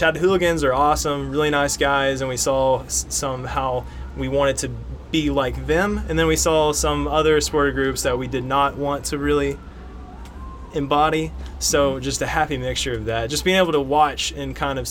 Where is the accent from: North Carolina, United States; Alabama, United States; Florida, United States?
North Carolina, United States; Hendersonville; I grew up in Hendersonville